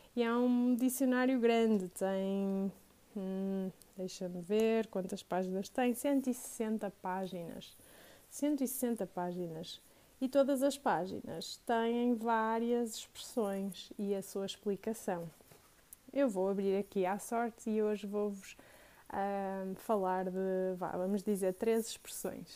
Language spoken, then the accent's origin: Portuguese; Porto, Norte, Portugal; also born or lived in Matosinhos / Vila Nova de Gaia; eu sou do Porto, moro no Porto, nasci no Porto, uh, fui criada no Porto